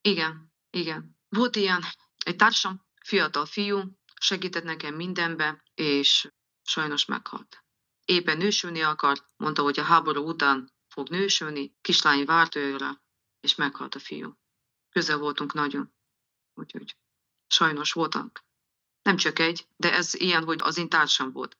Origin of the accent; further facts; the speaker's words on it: Transcarpathia, Zakarpattia Oblast, Ukraine; Itthon vagyok, Kárpátalján, mert idevalósi vagyok